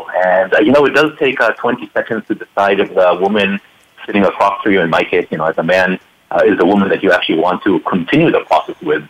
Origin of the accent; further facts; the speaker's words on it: Israel; now in Palo Alto, United States; being an Israeli born and raised person